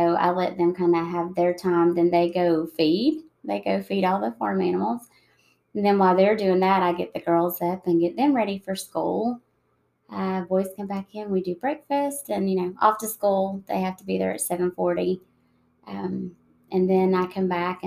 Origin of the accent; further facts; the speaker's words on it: United States; my hometown is about 4 hours south of Atlanta